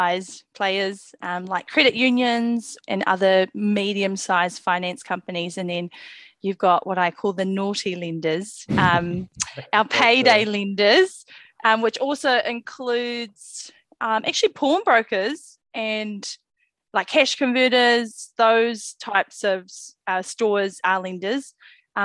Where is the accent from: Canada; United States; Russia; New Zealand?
New Zealand; Auckland; I grew up in South Auckland